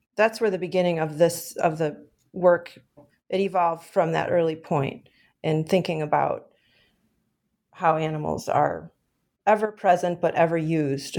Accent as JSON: {"language": "English", "town": "Chicago", "region": "Illinois", "country": "United States", "tie": "born or raised there", "said": "I grew up here in Chicago"}